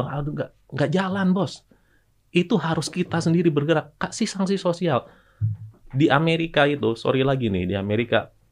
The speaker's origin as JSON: {"language": "Indonesian", "region": "Java", "country": "Indonesia", "said": "saya Jawa dan Islam"}